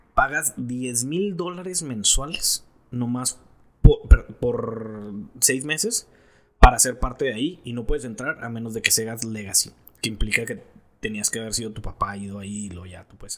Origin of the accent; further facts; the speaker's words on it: Mexico; now in United States; soy de México y la chingada